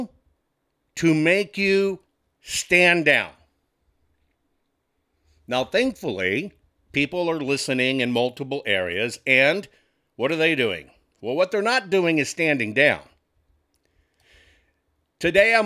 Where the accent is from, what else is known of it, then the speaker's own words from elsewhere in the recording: Texas, United States; as a Texan